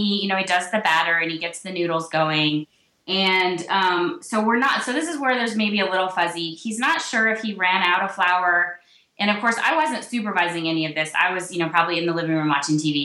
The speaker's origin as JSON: {"language": "English", "region": "the South", "country": "United States", "tie": "born or raised there", "said": "I grew up in the South"}